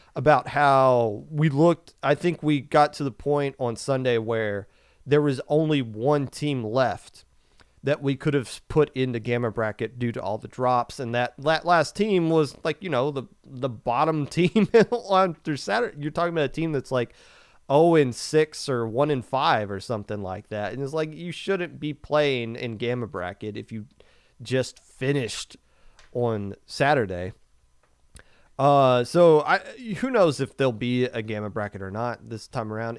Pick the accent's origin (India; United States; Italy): United States; Kentucky; growing up in Kentucky